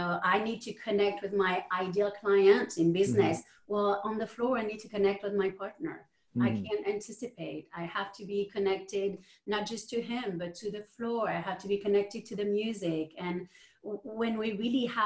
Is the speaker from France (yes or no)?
yes; France; moved away; I'm from France, and both of my parents were entrepreneurs.